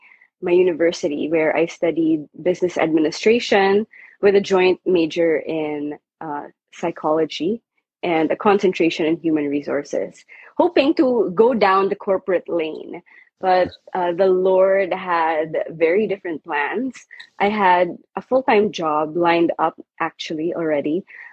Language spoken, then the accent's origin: English; Manila, Metro Manila, Philippines; moved away; also born or lived in Vancouver, Canada / Lansing, Michigan; I was born and raised in the Philippines, in Manila. And I grew up in a Catholic home, went to an all-girls private Catholic school.